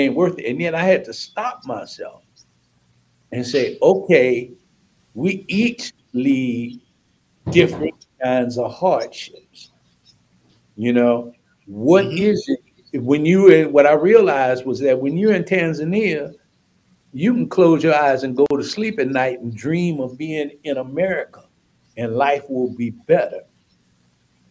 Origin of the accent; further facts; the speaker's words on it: St. Louis, Missouri, United States; moved away; also born or lived in St. Paul, Minnesota; I'm from St. Louis, Missouri